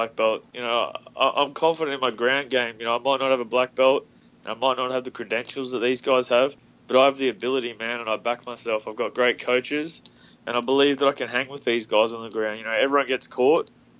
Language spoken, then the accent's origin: English; Australia; Melbourne's as close to my hometown as possible